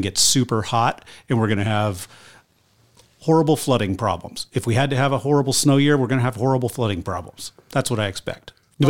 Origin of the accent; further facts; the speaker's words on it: Lander, Wyoming, United States; my hometown, Lander